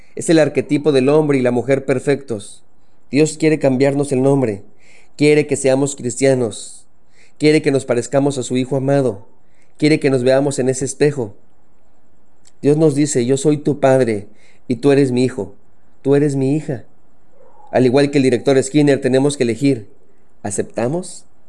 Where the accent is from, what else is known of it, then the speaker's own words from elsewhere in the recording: Mexico; soy mexicano